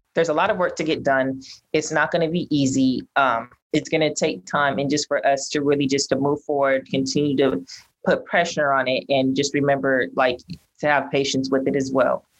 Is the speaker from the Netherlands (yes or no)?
no; Pasadena, California, United States; I was born and raised in Pasadena, and I somewhat grew up in like Pasadena politics.